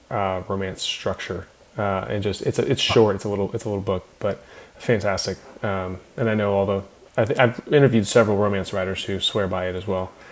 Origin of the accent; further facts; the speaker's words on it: California, United States; We, we grew up in Napa Valley, so we have a uh, love for the vineyard settings.